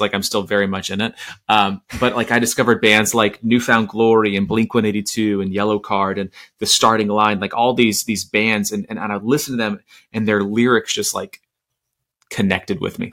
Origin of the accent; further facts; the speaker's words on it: Orlando, Florida, United States; I grew up in Orlando in the 90s